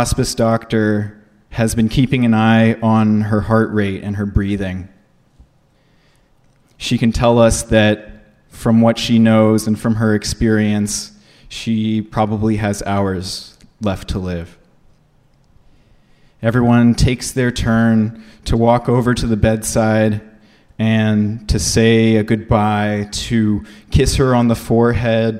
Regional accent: San Antonio, Texas, United States; We're in the neighborhood where I grew up in San Antonio

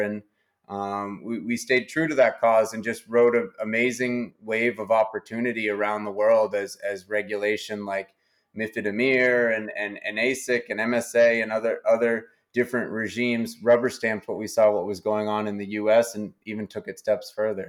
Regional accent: New Hampshire, United States; I was born and, and have spent most of my life in New Hampshire

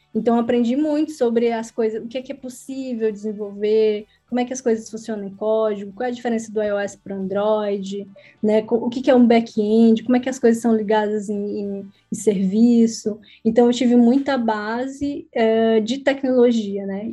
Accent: Brazil; moved away as an adult; also born or lived in Egypt; now in Portugal; quando eu saí do Brasil

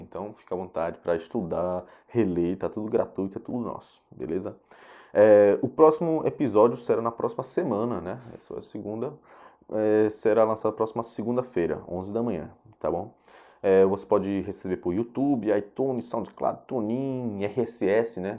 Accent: Japan; born or raised there; now in Brazil

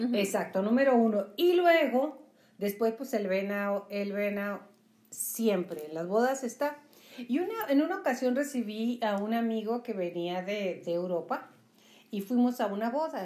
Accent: northern Mexico, Mexico; nosotros que somos norteños

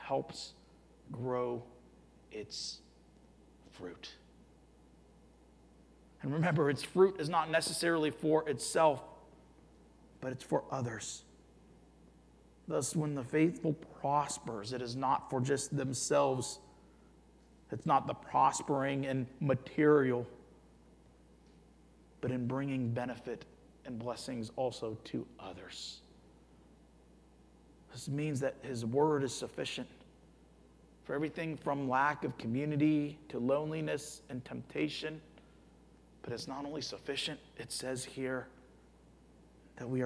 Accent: Youngstown, Ohio, United States; moved away; I grew up in Youngstown, Ohio

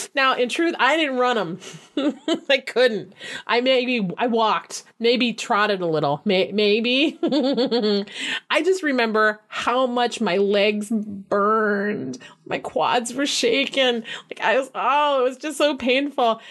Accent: Flint, Michigan, United States; Flint, my hometown

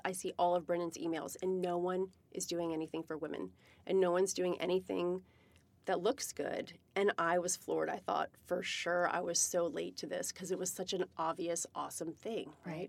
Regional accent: Virginia, United States; now in Seattle, United States; I'm from Virginia

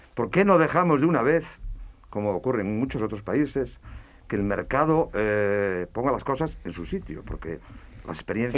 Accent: Ourense, Galicia, Spain; en Orense, yo soy de Orense, de Galicia

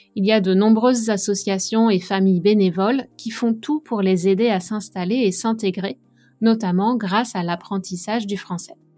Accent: France; moved away as an adult; j'ai quitté la France il y a 13 ans

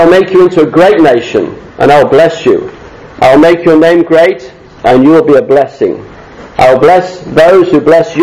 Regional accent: Chesterfield, East Midlands, United Kingdom; also born or lived in Sydney, Australia; now in Australia; I'm born and bred, I'm from Derbyshire. I was born in the town of the Crooked Spire.

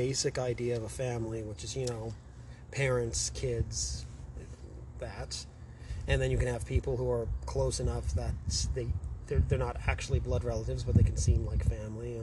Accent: Toronto, Ontario, Canada; I was raised in Southern Ontario, in the GTA.

